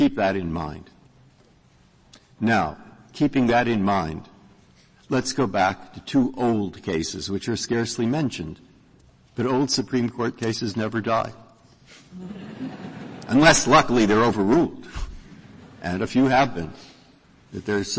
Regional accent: Massachusetts, United States; I'm from Massachusetts

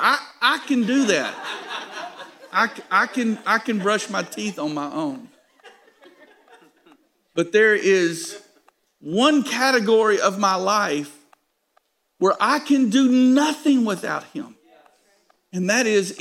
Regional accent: United States; Now we are American

